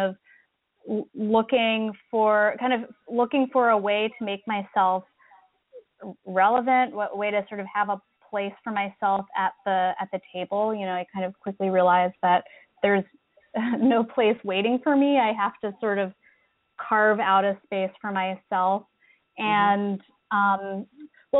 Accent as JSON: {"language": "English", "town": "Philadelphia", "region": "Pennsylvania", "country": "United States", "moved": "as an adult", "lives_now": "New York, United States", "said": "I'm originally from Philadelphia, which is where I did my BFA at Tyler School of Art, and I moved to New York for graduate school"}